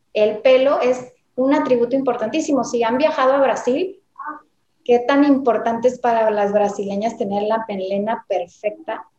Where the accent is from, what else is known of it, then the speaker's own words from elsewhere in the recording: Mexico; also born or lived in Tijuana, Baja California; soy dermatóloga, soy mexicana, yo vivo en Tijuana